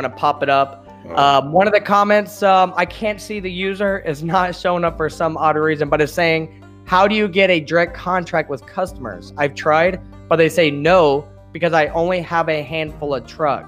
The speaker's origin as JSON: {"language": "English", "town": "Champaign", "region": "Illinois", "country": "United States", "said": "I come from Champaign, Urbana, Illinois, which is central Illinois"}